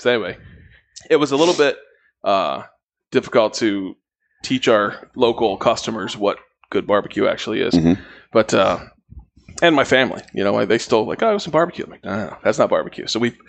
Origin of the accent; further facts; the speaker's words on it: Ohio, United States; moved away; I grew up in Ohio, which is was not a huge barbecue place when I was there.